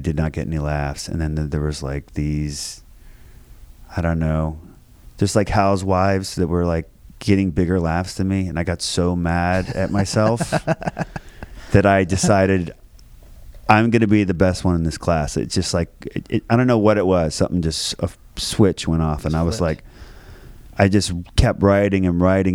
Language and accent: English; Springfield, Virginia, United States; Grew up in Springfield, Virginia. It's like right outside of D.C., 20 minutes from D.C., from like fourth grade on